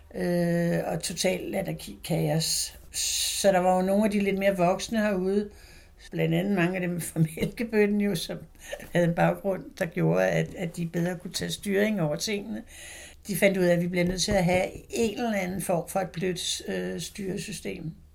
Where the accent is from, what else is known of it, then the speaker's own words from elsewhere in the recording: Frederiksberg, Capital Region of Denmark, Denmark; also born or lived in Christiania, Copenhagen; født og opvokset på Frederiksberg